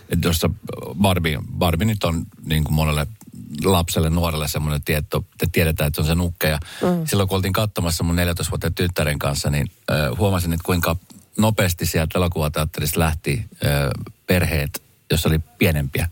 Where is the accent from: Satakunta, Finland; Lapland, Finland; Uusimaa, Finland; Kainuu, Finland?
Uusimaa, Finland; Helsinki; mä oon Helsingistä